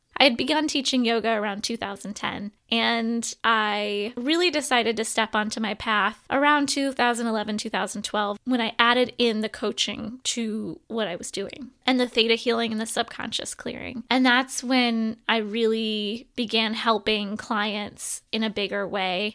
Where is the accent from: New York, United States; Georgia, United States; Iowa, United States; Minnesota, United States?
Iowa, United States; Fort Dodge; moved away as an adult; also born or lived in Los Angeles / Cedar Rapids; I'm born and raised in Iowa, Fort Dodge, Iowa